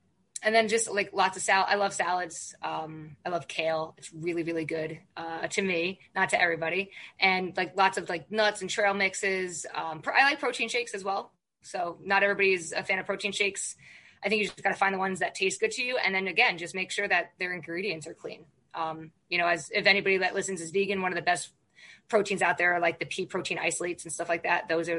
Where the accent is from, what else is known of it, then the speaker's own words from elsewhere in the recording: Ireland; I can never be vegan because I'm Irish and I like meat and potatoes